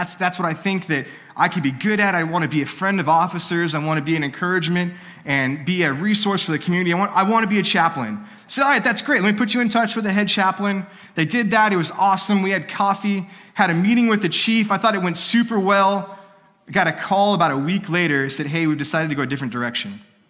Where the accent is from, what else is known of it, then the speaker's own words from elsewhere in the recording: California, United States; now in Texas, United States; But I came from California. And when I lived in California, one of my dreams